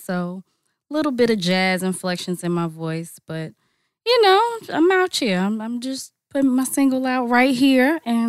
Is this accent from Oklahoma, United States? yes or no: no; Charlotte, North Carolina, United States; now in Atlanta, United States; I'm originally from Charlotte, North Carolina, or by way of Charlotte, North Carolina. But I've been in Atlanta for a while.